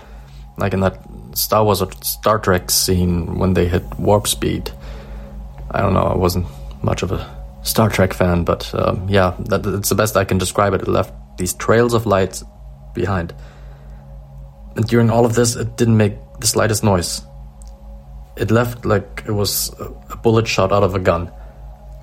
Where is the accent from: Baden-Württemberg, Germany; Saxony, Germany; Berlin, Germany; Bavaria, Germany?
Saxony, Germany; Dresden; also born or lived in southwest Germany; I'm from Dresden in Germany